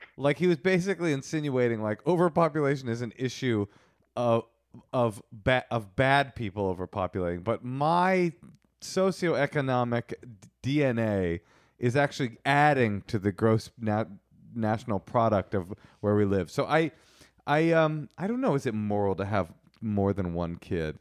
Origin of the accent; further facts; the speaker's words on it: United States; We are American